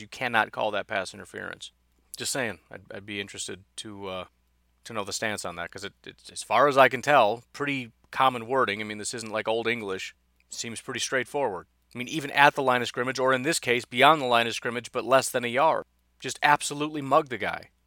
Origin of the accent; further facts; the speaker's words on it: Illinois, United States; now in Wisconsin, United States; growing up in Illinois thinking Bears-Packers was the biggest rivalry in the world